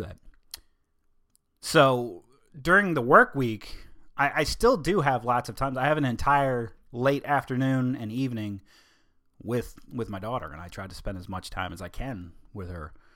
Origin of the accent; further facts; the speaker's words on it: United States; I'm American